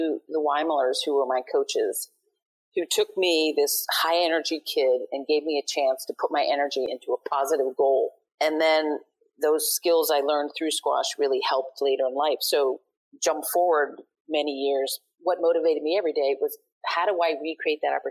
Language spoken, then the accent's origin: English; New York City, New York, United States; growing up in Brooklyn, it was fun